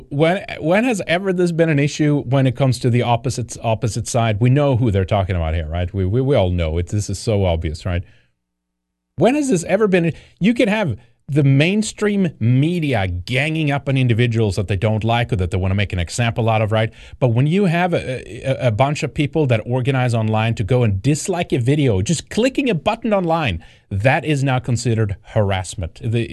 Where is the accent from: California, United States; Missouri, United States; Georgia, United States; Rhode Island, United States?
California, United States; I'm a Californian, but that's horrible with the vax.